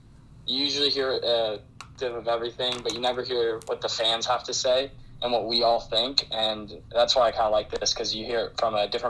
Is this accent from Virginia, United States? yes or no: no; North Carolina, United States; So I'm from North Carolina, so I'm kind of far from Utah.